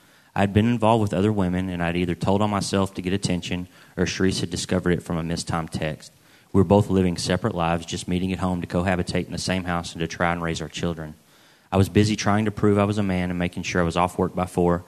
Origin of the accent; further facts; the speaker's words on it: Arlington, Texas, United States; I was born in Arlington, Texas, and I've lived in the Dallas area all my life